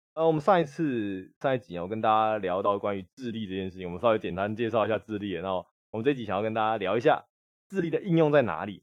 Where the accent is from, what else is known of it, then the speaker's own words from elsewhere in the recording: Taipei, Taiwan; 我也不是台北啊。我户籍也不在台北啊